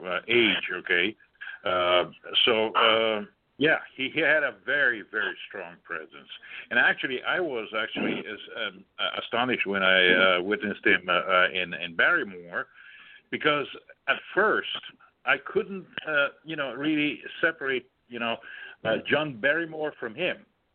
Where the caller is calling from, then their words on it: Switzerland; Yes, I am calling from Switzerland.